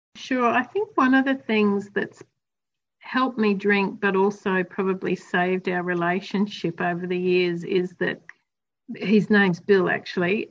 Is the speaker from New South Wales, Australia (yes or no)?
no; Queensland, Australia; I grew up in Queensland, so there was lots of outdoor time